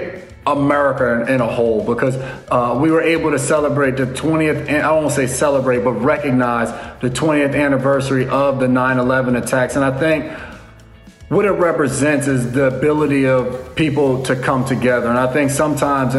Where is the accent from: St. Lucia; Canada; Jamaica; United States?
United States; moved away as an adult; also born or lived in Nashville, Tennessee; growing up in New York area, New York, New Jersey area